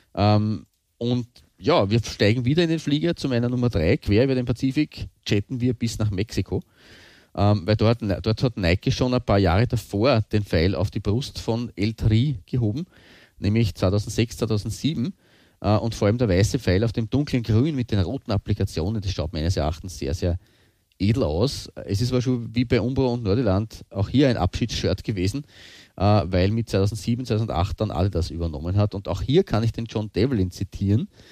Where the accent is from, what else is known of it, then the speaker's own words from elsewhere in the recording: Austria; bei uns in Österreich